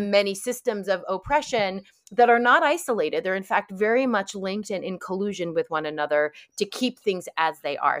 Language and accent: English; New York, United States; I grew up in New York